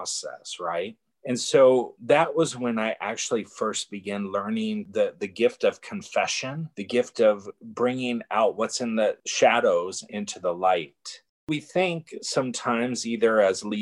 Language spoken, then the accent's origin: English; Bay Area, California, United States; I'm from the Bay Area, and I moved back to the Bay Area